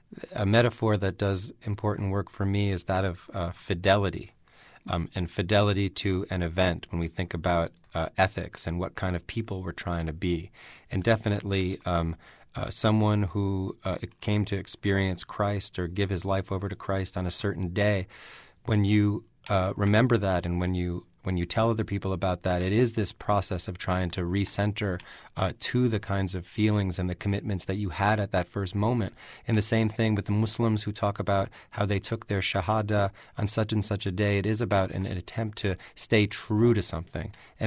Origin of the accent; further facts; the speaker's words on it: New York City, New York, United States; You know, I grew up in New York City, and you know, you mistake where you're from for the world, especially if you're from New York.